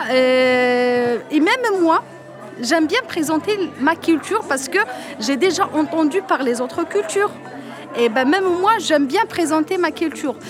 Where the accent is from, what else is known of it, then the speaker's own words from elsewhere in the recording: Algeria; French is a second language; moved away as an adult; quand j'étais en Algérie, moi, je suis, euh, je suis une étudiante des lettres et des langues étrangères